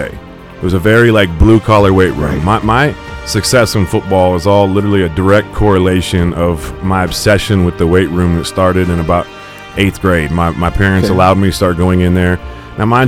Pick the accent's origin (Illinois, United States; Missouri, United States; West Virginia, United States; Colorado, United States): Illinois, United States; Canton; I'm from Canton, Illinois